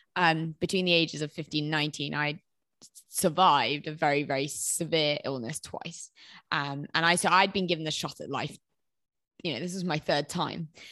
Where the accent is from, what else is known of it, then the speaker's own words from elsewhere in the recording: Herefordshire, West Midlands, United Kingdom; moved away; also born or lived in London; I'm from Herefordshire